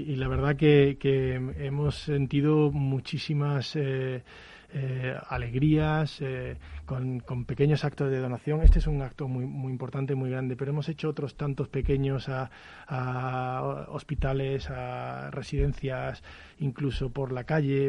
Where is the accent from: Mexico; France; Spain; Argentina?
Spain; nosotros como muchos españoles